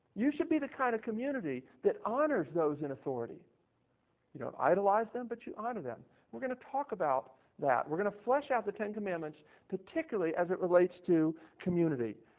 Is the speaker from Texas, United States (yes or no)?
no; Baltimore, Maryland, United States; now in Nashville, United States; I grew up in Baltimore, Maryland